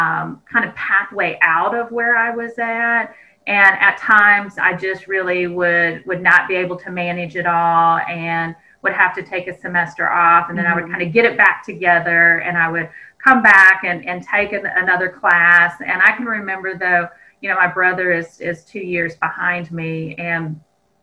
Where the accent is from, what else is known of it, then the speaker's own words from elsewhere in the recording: southeastern Kansas, United States; moved away as an adult; My community college has, it's a residential campus, had quite a few different athletic teams. And so we really attracted students from all over the nation to southeastern Kansas